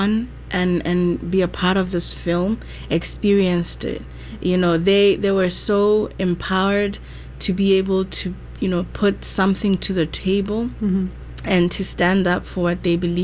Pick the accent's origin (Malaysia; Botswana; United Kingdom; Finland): Botswana; also born or lived in South Africa / Syracuse, United States; now in United States; I'm from Botswana. I went to school in South Africa, and then I came to the US